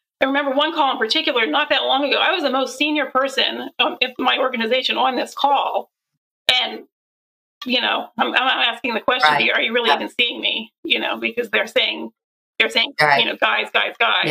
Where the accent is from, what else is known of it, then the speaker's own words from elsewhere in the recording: Pennsylvania, United States; I grew up in Pennsylvania